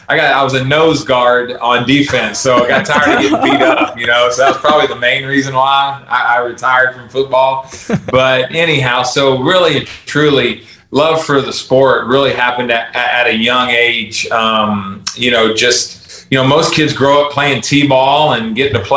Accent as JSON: {"language": "English", "region": "Texas", "country": "United States", "tie": "born or raised there", "also_born_or_lived": "Baton Rouge, Louisiana", "said": "I was born in Baton Rouge, Louisiana. And we moved when I was in fourth grade to Texas"}